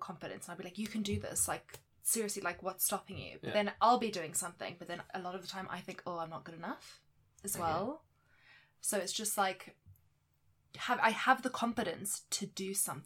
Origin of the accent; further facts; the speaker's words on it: South Africa; now in England; I am South African, which is part of my identity